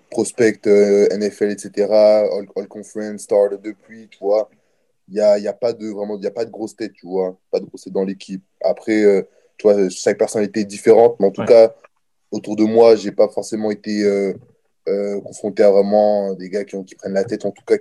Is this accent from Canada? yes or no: yes; Niagara, Ontario, Canada; C'est, euh, je suis du Niagara, bien sûr, c'est juste à côté.